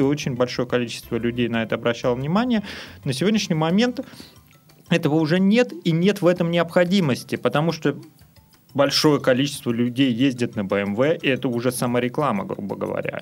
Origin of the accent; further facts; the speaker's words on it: Russia; also born or lived in Saint Petersburg; Мы просто люди из России